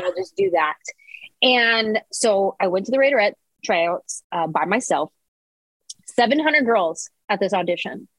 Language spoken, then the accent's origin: English; San Jose, California, United States; this little Mexican girl from San Jose who bounced around to a bunch of different high schools